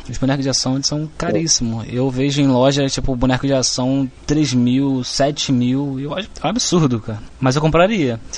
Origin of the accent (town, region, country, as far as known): Rio de Janeiro, Brazil